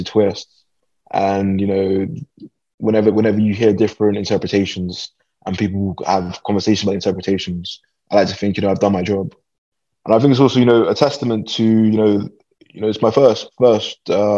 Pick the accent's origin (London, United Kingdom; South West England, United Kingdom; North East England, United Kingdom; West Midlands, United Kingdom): London, United Kingdom; I was born and raised in London